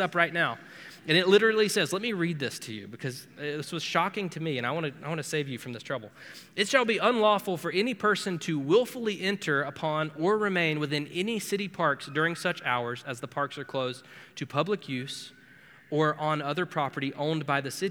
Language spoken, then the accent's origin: English; Florida, United States; now in Cincinnati, United States; I'm from Florida.